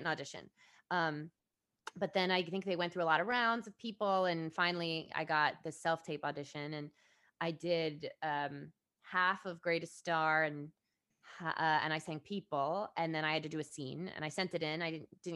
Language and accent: English; Fairfield, Connecticut, United States; I grew up in Fairfield